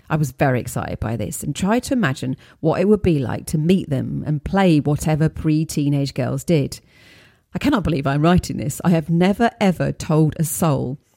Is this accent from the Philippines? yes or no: no; Midlands, United Kingdom; I grew up in the Midlands of the UK in the late 1970s, 1980s.